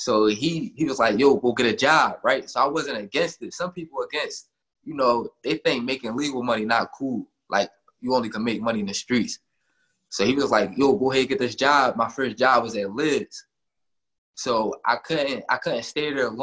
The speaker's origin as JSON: {"language": "English", "town": "Philadelphia", "region": "Pennsylvania", "country": "United States", "said": "I'm from North Philly. It's a small neighborhood. They call it the Badlands, 8th and Cambria"}